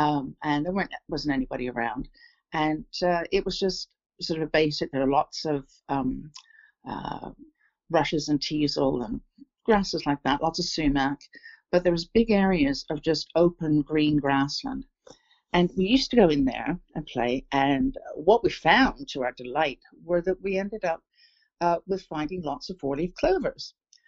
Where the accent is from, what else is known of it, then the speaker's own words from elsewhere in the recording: England, United Kingdom; moved away; also born or lived in Toronto, Canada; because I was born here in England, in the town where I grew up as I was born here in a small town on the south coast of England, and I have returned here. I went to Toronto with my family in 1966.